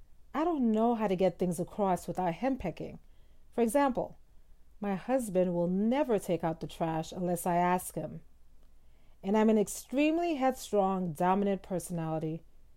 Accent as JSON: {"language": "English", "region": "Southern United States", "country": "United States", "said": "I'm from the South, and it's almost as if women are trained to henpeck their husbands."}